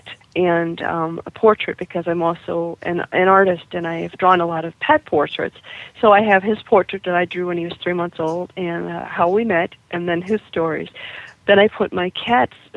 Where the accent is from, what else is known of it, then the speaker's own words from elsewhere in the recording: Kankakee, Illinois, United States; a daily newspaper in my hometown of Kankakee, Illinois, which is just south of Chicago